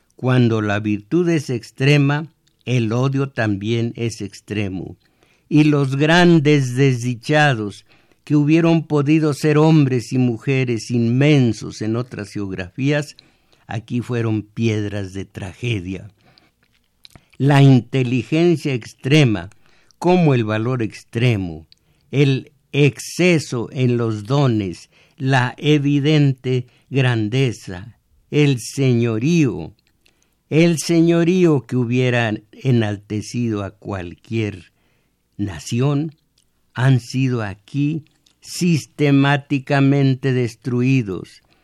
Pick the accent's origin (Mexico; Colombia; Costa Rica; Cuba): Mexico; como somos o creemos que somos los mexicanos